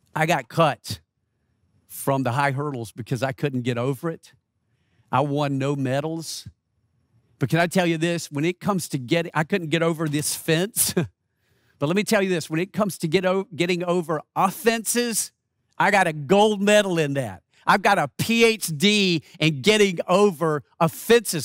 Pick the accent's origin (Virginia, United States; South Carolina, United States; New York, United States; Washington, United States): South Carolina, United States; Rock Hill; moved away; I was in my hometown of Rock Hill, South Carolina